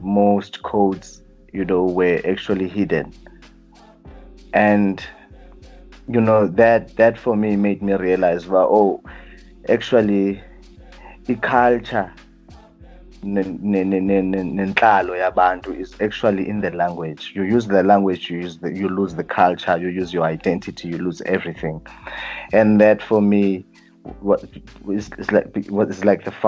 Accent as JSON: {"language": "English", "town": "Johannesburg", "region": "Gauteng", "country": "South Africa", "tie": "born or raised there", "also_born_or_lived": "Butterworth, Eastern Cape, South Africa / Aliwal North, Eastern Cape, South Africa"}